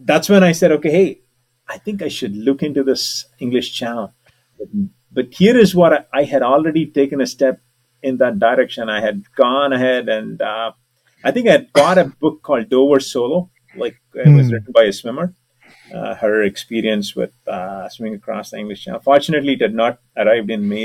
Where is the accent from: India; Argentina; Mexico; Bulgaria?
India; also born or lived in San Francisco Bay Area, United States; now in United States; I'm an Indian